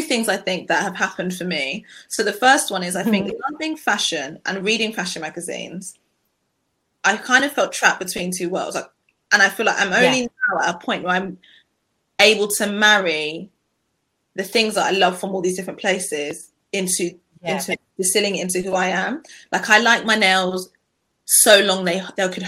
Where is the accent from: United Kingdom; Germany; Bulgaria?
United Kingdom; being Black British